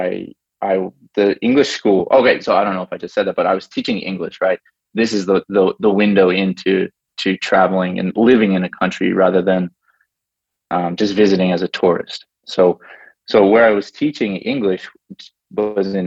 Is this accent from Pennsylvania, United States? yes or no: yes; Pittsburgh, Pennsylvania, United States; moved away as an adult; also born or lived in Dayton, Ohio; now in Japan; I was born in Dayton, Ohio, but I moved when I was 3. So it's like, I'm basically, yeah, Pittsburgh